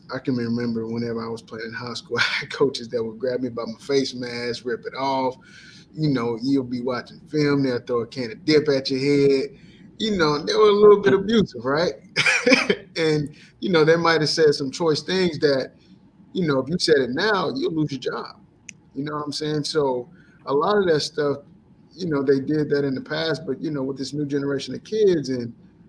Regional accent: Alexandria, Louisiana, United States; I'm from Alexandria myself, man. Well, I lived there for a little bit. Yeah, I went to Ash.

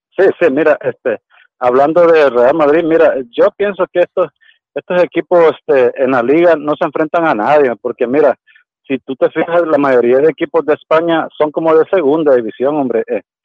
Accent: El Salvador; yo soy de El Salvador

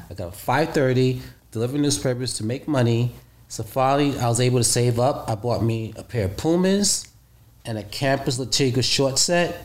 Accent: New York City, New York, United States; also born or lived in Costa Rica; I'm from the streets of Brooklyn, New York

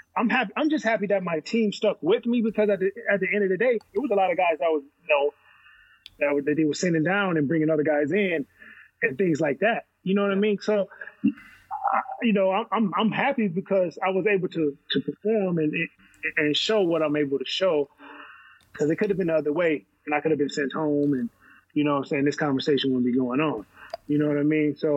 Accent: Wisconsin, United States; I'm from Wisconsin as well.

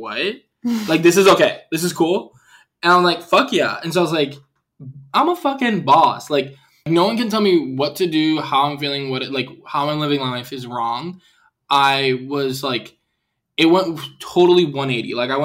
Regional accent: Puerto Rico; also born or lived in Chicago; now in Los Angeles, United States; I grew up in Puerto Rico

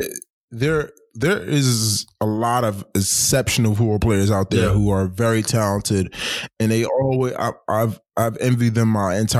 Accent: New York City, New York, United States; I'm from New York City, inner cities of New York City

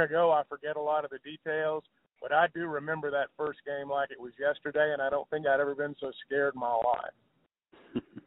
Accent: Clarksville, Arkansas, United States; I grew up in Arkansas, and I worked at the radio station in Clarksville when I was 16 years old

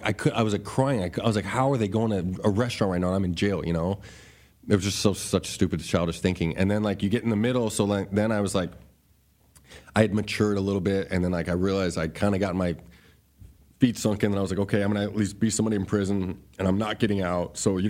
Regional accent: Ahwatukee, Arizona, United States; I was from Ahwatukee. I wasn't from a gang member.

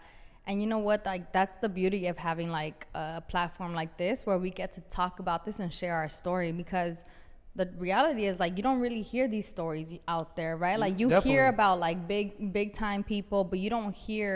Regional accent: Los Angeles, California, United States; growing up in South Central LA and LA in general, in areas in LA that are underserved

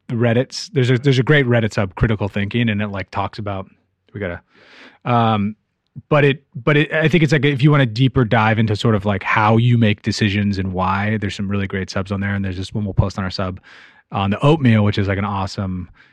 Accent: San Francisco, California, United States; I'm from San Francisco, and everybody I grew up with loves the Giants

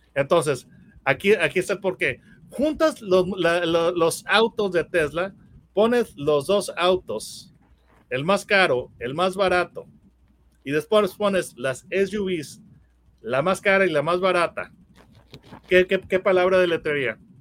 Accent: Mexico; yo, soy, mexicano

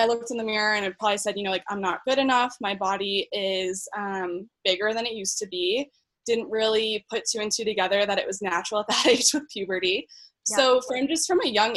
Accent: Philadelphia, Pennsylvania, United States; moved away as an adult; now in Denver, United States; I grew up in the Philly area right outside and went to college there to Villanova

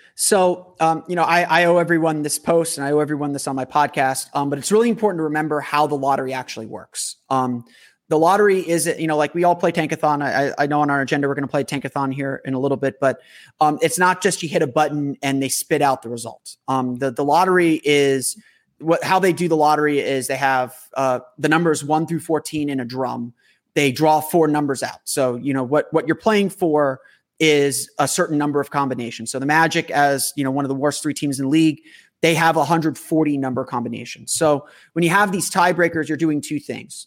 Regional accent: Orlando, Florida, United States; this is my hometown team.

